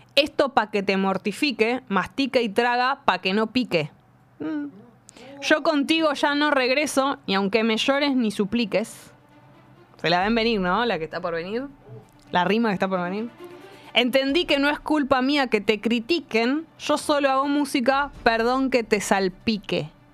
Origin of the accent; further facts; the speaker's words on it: Buenos Aires, Argentina; accent: porteño; no tenemos por, eh, tonada los porteños